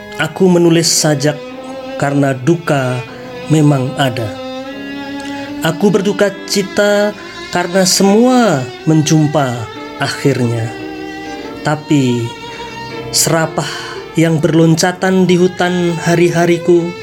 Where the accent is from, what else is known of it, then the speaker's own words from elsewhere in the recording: Jakarta, Indonesia; berasal dari Jakarta Timur